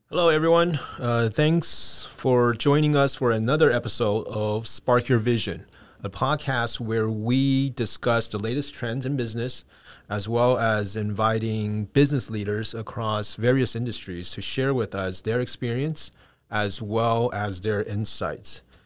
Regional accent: United States; we grew up in the States as well

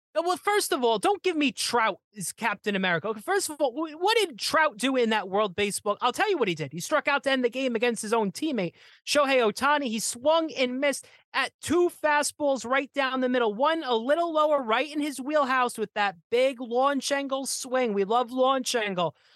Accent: New Jersey, United States; I'm from New Jersey

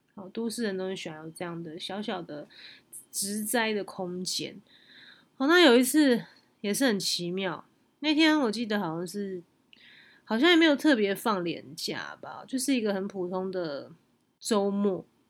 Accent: Taipei, Taiwan; also born or lived in Yilan; 我们是台北人

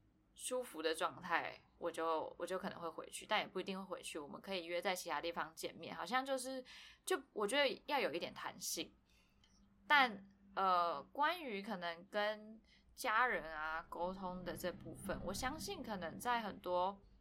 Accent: Taipei, Taiwan; now in Hualien, Taiwan; 自从我从台北搬来花莲之后

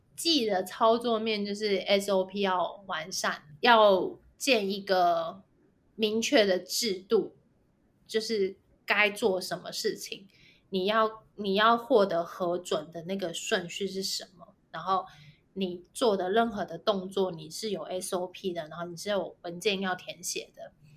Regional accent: Taiwan; 我们就是土生土长，在台湾念书，然后在台湾工作嗯哼。，就是打拼到现在的

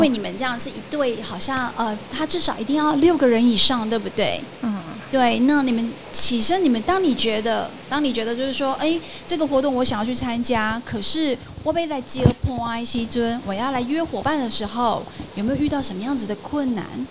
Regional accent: Kaohsiung, Taiwan; 我目前是就读屏东大学应用化学系，然后我是高雄人

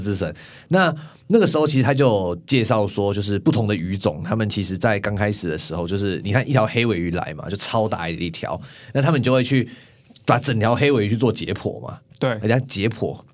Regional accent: Tainan, Taiwan; 我是台南人嘛， 我们在台南很常有那种牛肉汤

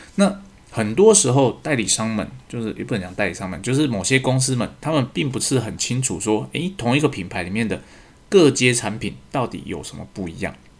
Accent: Taiwan; 身为台湾人的自卑感

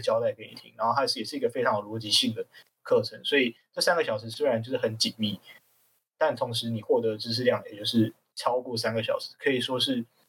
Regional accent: Tainan, Taiwan; moved away as an adult; also born or lived in Kinmen; 我自己从，从小本身是在台南土生土长长大搏的斗这样

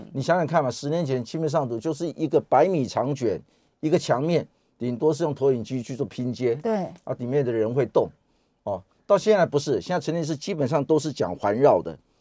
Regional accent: Taiwan; 我们台湾人大家一起努力把整个疫情控制住

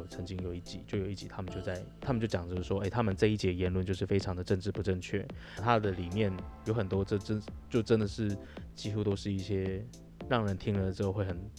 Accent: Taiwan; 我们台湾人

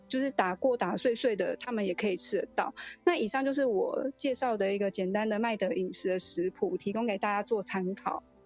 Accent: Taiwan; 这其实也都是我们台湾人还蛮常吃到的东西。

